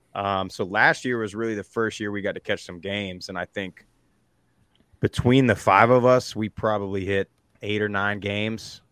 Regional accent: South Florida, United States; I grew up in South Florida

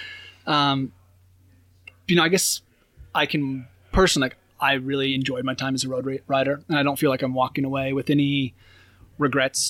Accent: Oregon, United States; moved away as an adult; growing up in Oregon

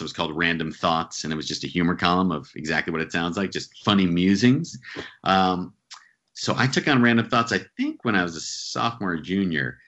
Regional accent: central New Jersey, United States; now in New York City, United States; Grew up in New Jersey, uh, central New Jersey, about an hour from New York City.

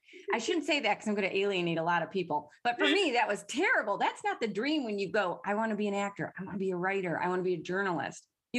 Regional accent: Michigan, United States; moved away as an adult; Because I'm from Michigan.

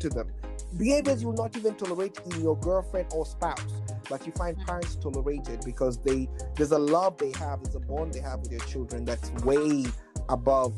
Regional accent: Nairobi, Kenya; now in Kansas, United States; I grew up in Kenya, right, Nairobi

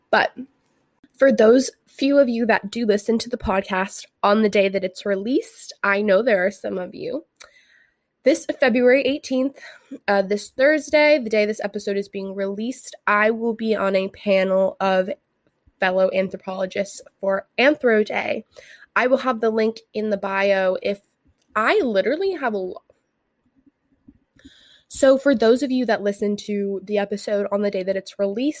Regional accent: Santa Barbara, California, United States; I grew up in the Santa Barbara area

